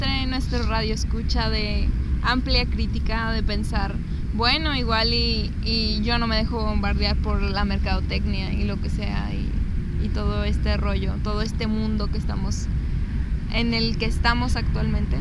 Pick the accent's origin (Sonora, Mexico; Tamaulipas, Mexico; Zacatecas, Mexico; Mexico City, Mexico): Zacatecas, Mexico; moved away; yo que soy de Zacatecas, que, que por ciertas circunstancias me vine para acá